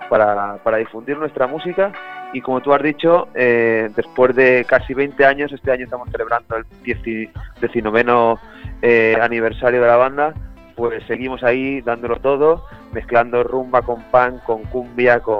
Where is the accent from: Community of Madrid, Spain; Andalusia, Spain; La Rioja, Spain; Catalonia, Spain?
Catalonia, Spain; Montcada i Reixac; Eh, somos de Moncada y Resaca, al lado de Barcelona, una población a, 15 kilómetros del centro de Barcelona.